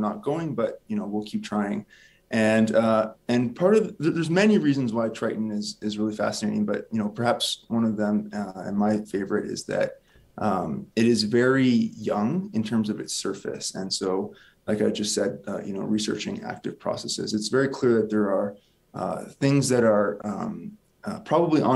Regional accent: Windsor, Ontario, Canada; I grew up in Windsor, Ontario, just a small town, actually, just outside of Windsor.

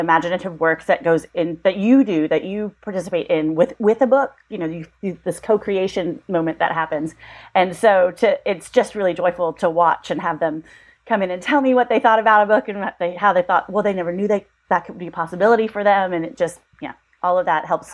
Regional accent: Tennessee, United States; also born or lived in California; I grew up in Tennessee. We moved here when I was one, but I was born in California

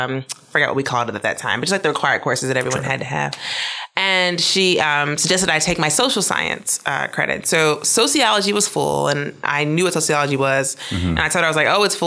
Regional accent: Mississippi, United States; moved away; I grew up in Mississippi

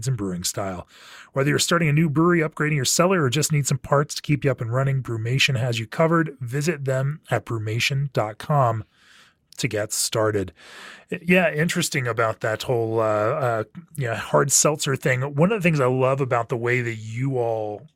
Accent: Orlando, Florida, United States; moved away as an adult; also born or lived in Memphis, Tennessee; I grew up in Orlando, Florida

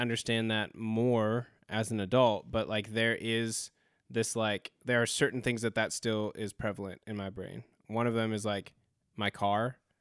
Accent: Spokane, Washington, United States; also born or lived in California; now in Greensboro, United States; we grew up in Spokane, Washington, we grew up fairly poor, but when we moved to California

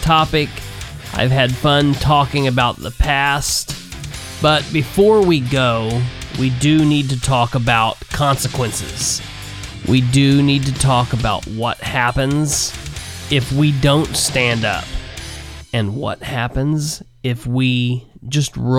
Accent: Muncie, Indiana, United States; now in Winchester, United States; born and raised in Muncie, Delaware County, Indiana, that currently lives in my hometown of Winchester, Randolph County, Indiana

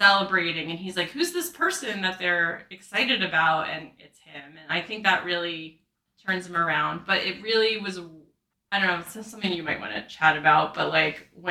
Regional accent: New Jersey, United States; I'm from New Jersey

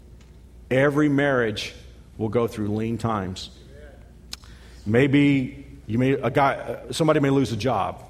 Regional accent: Texas, United States; moved away; I'm from Texas.

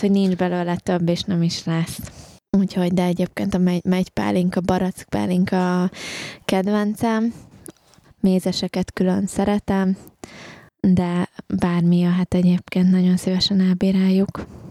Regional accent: Hungary; én se angol vagyok, hanem én is magyar vagyok, tehát hogy nekem ez tanult nyelv

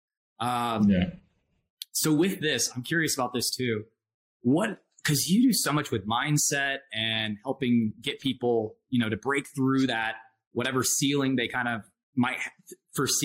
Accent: Georgia, United States; I grew up in Georgia. So small town in Georgia.

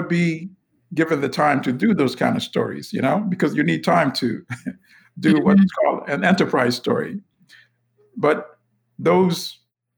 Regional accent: Uganda; also born or lived in Bronx, New York, United States; now in New York, United States; I am from Uganda, born in Uganda. I live in the Bronx, New York, USA.

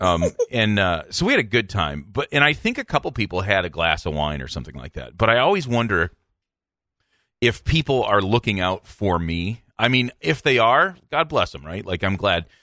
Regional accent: Midland, Michigan, United States; also born or lived in Minnesota / Cincinnati; Midland, Michigan, my hometown

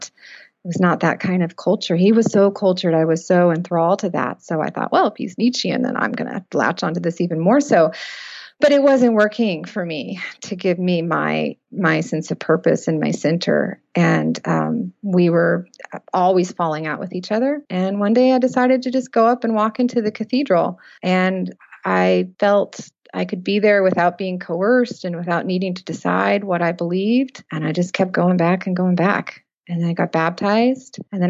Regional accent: Fresno, California, United States; Fresno, California.

